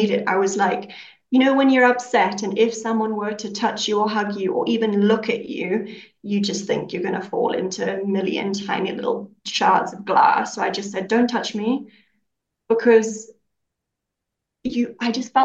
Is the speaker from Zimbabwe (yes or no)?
yes; Zimbabwe; moved away as an adult; also born or lived in United Kingdom / New Zealand; we're in Zimbabwe now because this is where I'm from. Originally, I was born here, lived my life here, and then we're living in the UK up until recently.